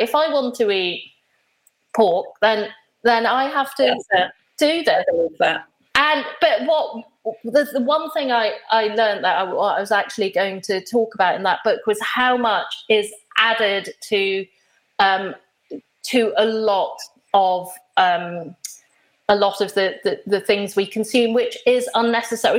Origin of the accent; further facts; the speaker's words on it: Nairobi, Kenya; moved away; as a small child, I I grew up in in Kenya, and I used to go to school every day